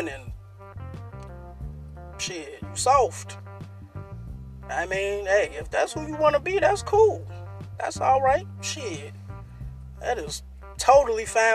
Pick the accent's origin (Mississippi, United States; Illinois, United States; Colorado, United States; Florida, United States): Illinois, United States; Chicago; I'm from a pretty rough place. I'm from Inglewood. You know what I'm saying? A place on the south side of Chicago.